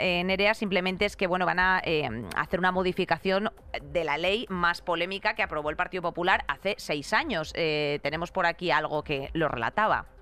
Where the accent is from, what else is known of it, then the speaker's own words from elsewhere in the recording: Madrid, Community of Madrid, Spain; te lo digo como madrileña